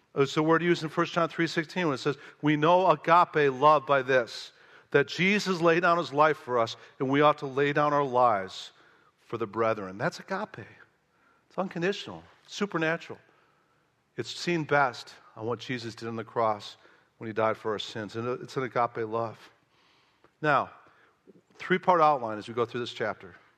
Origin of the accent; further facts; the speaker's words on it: Chicago, Illinois, United States; moved away as an adult; also born or lived in the American South; I'm from Chicago